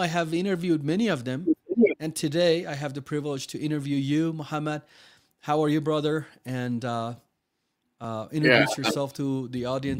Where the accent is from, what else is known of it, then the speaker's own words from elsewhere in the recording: Iran; moved away; I'm Persian, I'm Iranian.